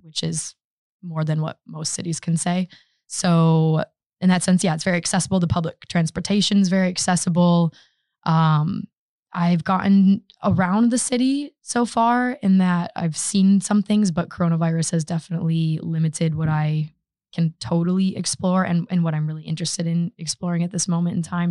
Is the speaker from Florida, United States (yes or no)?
no; Grand Haven, Michigan, United States; moved away as an adult; now in Stockholm, Sweden; my hometown is, it's Grand Haven, Michigan